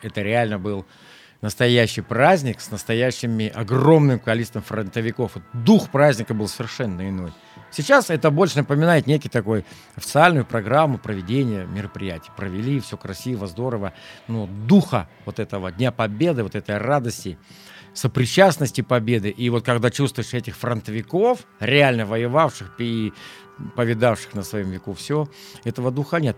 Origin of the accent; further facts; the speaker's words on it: Zhizdrinsky District, Kaluga Oblast, Russia; Я родился в Жиздринском районе Калужской области, в простой крестьянской семье, деревня Верхняя Ашкова